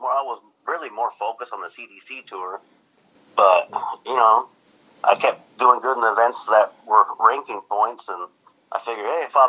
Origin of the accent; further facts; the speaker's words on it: Washington, United States; Born and raised. Never left my hometown for some reason.